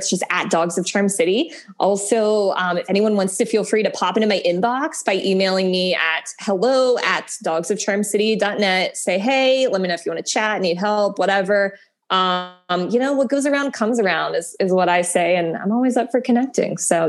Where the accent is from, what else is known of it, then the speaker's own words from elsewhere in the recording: Pittsburgh, Pennsylvania, United States; So actually I'm from Pittsburgh. So at heart, yeah.